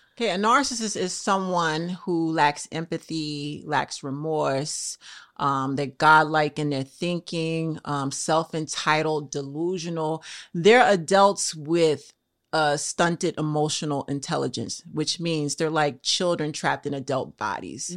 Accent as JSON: {"language": "English", "town": "Trenton", "region": "New Jersey", "country": "United States", "tie": "born or raised there", "moved": "yes", "lives_now": "New York, United States", "said": "I was born in Trent, New Jersey"}